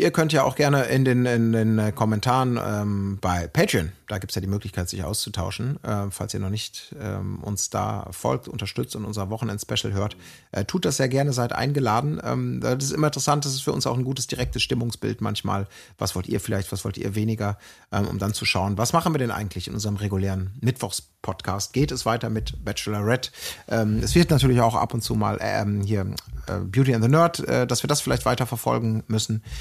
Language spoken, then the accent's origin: German; Germany; ich komme ja aus Deutschland.